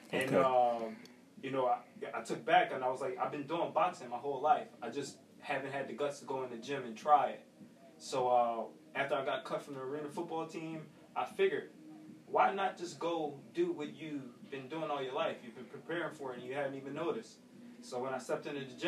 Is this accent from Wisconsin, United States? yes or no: no; Philadelphia, Pennsylvania, United States; I grew up in West Oak Lane.